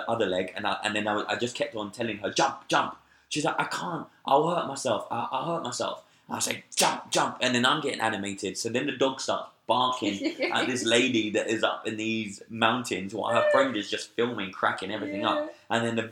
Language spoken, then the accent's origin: English; London, United Kingdom; I'm from England. I'm from London.